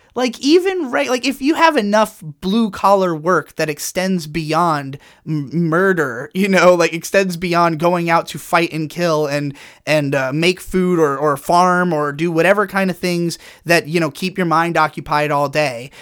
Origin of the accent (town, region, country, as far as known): United States